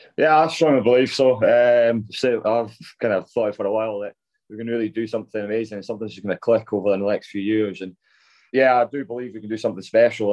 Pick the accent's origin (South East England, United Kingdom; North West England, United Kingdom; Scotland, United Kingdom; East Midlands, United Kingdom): Scotland, United Kingdom; growing up as a Scottish boy